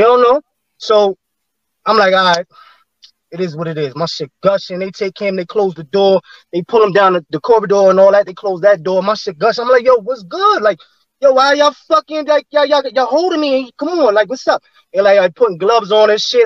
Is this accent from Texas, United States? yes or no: no; New York City, New York, United States; also born or lived in Staten Island; I'm from Flatbush